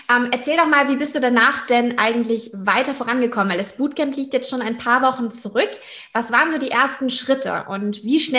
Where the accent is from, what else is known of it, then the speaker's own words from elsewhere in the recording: Hamburg, Germany; beauftragt in der Ambassador-Gruppe für Unternehmer und Unternehmerinnen in Hamburg und Umgebung. Und das ist ja meine Heimat.